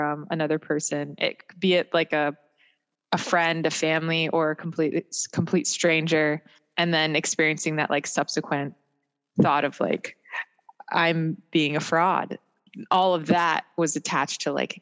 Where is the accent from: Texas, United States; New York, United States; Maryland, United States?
Maryland, United States; also born or lived in Germany; I grew up in Maryland